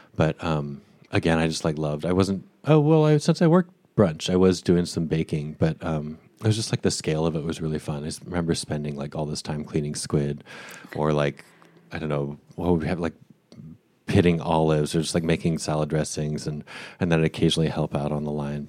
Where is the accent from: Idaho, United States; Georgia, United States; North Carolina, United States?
Idaho, United States; Boise; moved away as an adult; I grew up in Boise, Idaho, um, from where I was born through age eighteen when I left for college.